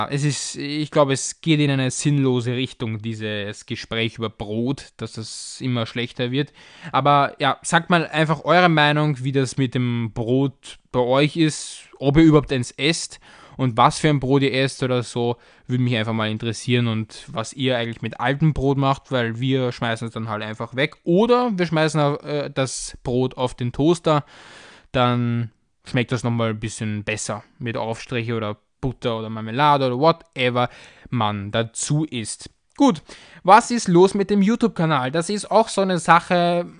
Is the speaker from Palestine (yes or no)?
no; Austria; aber ich als Österreicher, ich denke mir da irgendwie nichts dabei.